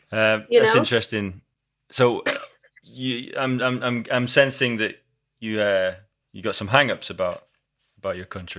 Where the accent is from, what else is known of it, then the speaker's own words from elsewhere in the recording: Scotland, United Kingdom; I grew up in Scotland and like we have the worst language ever.